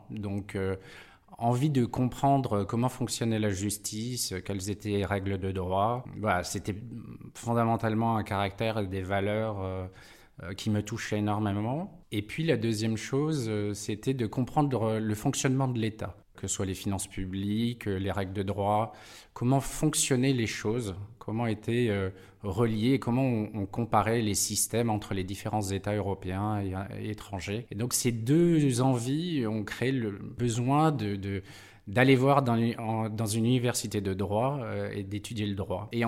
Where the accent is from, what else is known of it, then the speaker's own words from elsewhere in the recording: Nouvelle-Aquitaine, France; also born or lived in Brazil / Pau, France / Besançon, France; Je suis d'origine de Dordogne et de Gironde. j'ai fait un passage à l'étranger au Brésil et quand on est rentré avec mes parents, c'est mes parents qui étaient expatriés, on a été s'établir dans les Pyrénées à côté de Pau.